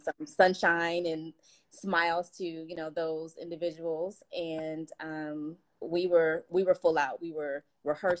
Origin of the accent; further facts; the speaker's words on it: Los Angeles, California, United States; Grew up, born and raised in West LA, California